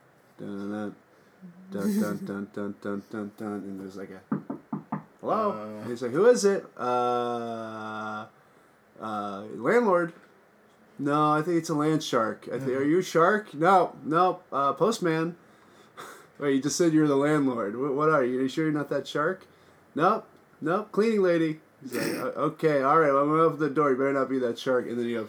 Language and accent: English; Virginia, United States; I grew up in Virginia.